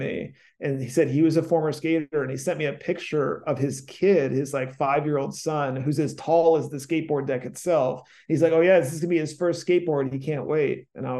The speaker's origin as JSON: {"language": "English", "region": "East Coast", "country": "United States", "moved": "yes", "lives_now": "Los Angeles, United States", "said": "I'm a novelist from the East Coast"}